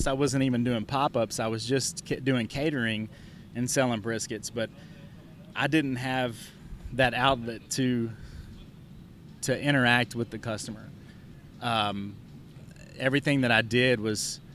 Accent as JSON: {"language": "English", "town": "Pflugerville", "region": "Texas", "country": "United States", "said": "I was from Pflugerville"}